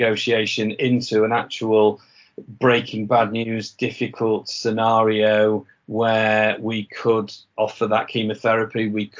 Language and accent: English; Yorkshire and the Humber, United Kingdom; accent: Yorkshire; I think I can get away with saying that because of my fading Yorkshire accent.